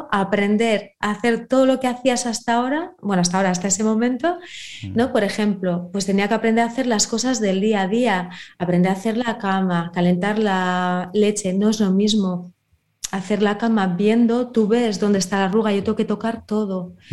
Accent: Bermeo, Basque Country, Spain; Yo, por ejemplo, Bermeo, eh, mi pueblo, sí me acuerdo.

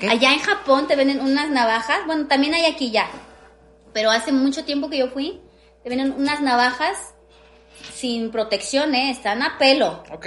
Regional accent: Mexico City, Mexico; yo crecí en la Romero Rubio, en la Glorieta

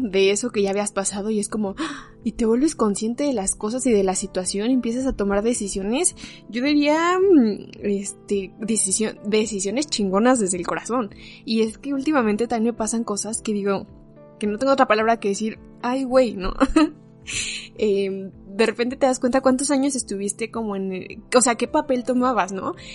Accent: Mexico; como mexicanos

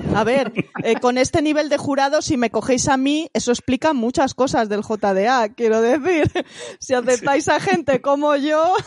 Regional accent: Madrid, Community of Madrid, Spain; Yo es que soy de Madrid, ¿sabes? No soy de provincias

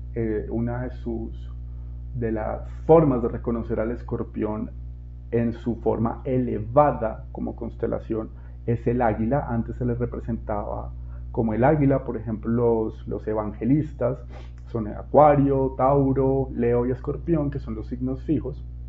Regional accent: Colombia; moved away; mi país de origen, Colombia.

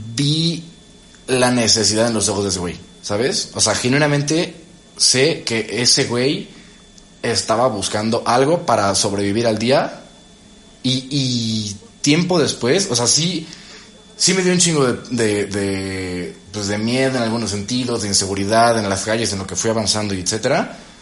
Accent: Veracruz, Mexico; soy de Veracruz

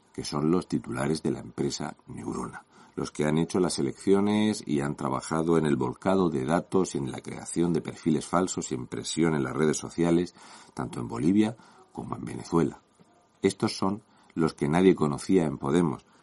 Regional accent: Region of Murcia, Spain; un murciano encabronado

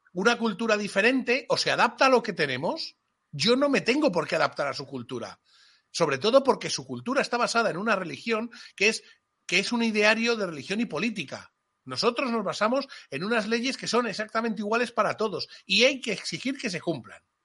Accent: Spain; Y cuando digo mi pueblo, digo mi tierra, digo mi España.

